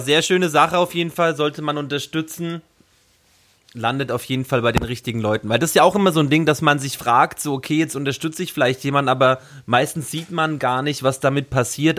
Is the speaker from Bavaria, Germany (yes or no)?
yes; Bavaria, Germany; also born or lived in Brandenburg; now in Berlin, Germany; ich bin ja zur Schule gegangen in Bayern und meine Großeltern sind aber in Ostdeutschland geblieben. Ich habe ja ostdeutsche Roots.